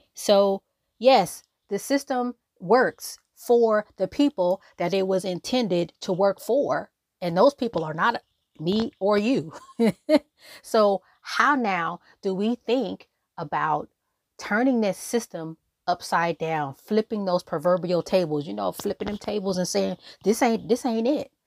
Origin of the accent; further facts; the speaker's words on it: Los Angeles, California, United States; I'm from South Central Los Angeles. I literally live down the street from where Nipsey Hussle was killed on Crenshawn Slauson.